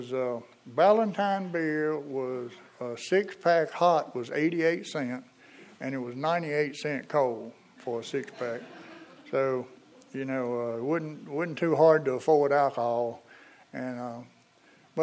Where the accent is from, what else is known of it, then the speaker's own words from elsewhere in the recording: Eden, North Carolina, United States; I'm from Eden